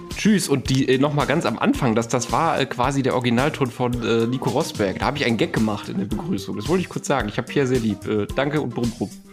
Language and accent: German; Germany; als Deutscher